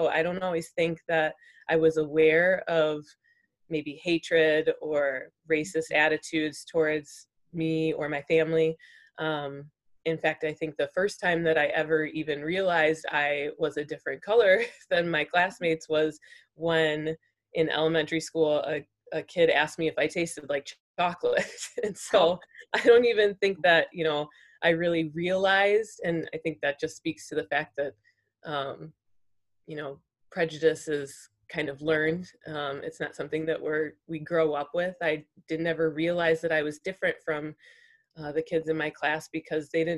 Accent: St. Charles, Illinois, United States; I've grown up in St. Charles all my life

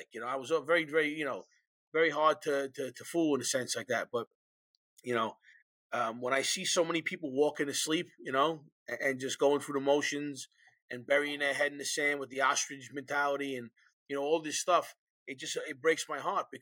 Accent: New York City, New York, United States; Born and raised in New York City

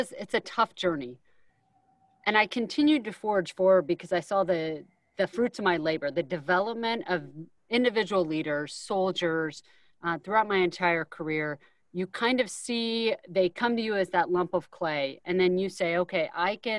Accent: Iowa, United States; moved away as an adult; growing up in Iowa

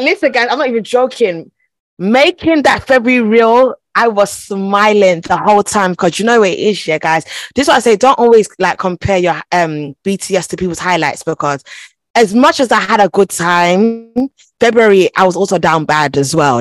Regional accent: London, United Kingdom; first language Twi; I was born in London, actually

